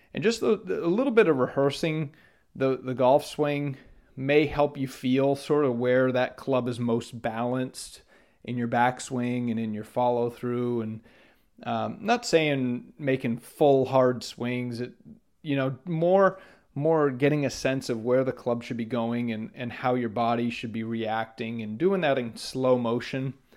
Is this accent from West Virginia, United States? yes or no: no; Maine, United States; when I grew up in Maine.